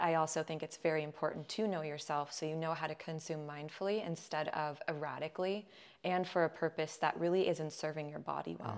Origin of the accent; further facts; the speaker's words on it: Agoura Hills, California, United States; I grew up in Agoura Hills, California